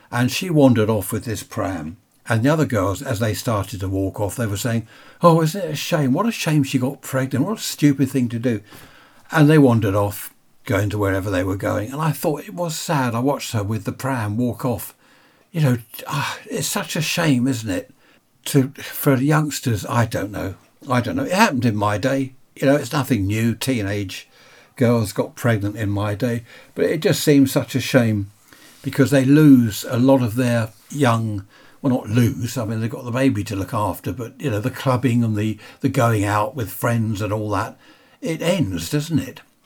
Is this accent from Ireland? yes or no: no; United Kingdom; I'm a Brit